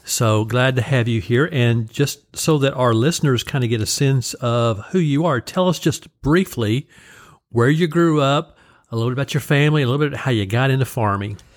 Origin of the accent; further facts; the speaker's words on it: Oklahoma, United States; growing up in Oklahoma